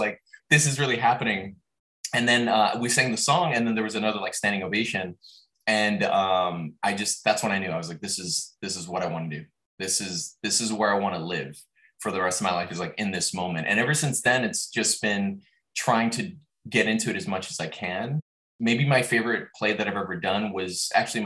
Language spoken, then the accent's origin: English; Los Angeles, California, United States; I grew up in Los Angeles and we had a large backyard